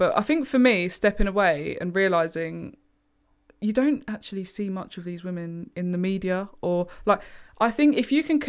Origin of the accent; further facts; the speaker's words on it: England, United Kingdom; we all have that one thing in common, that we're all English.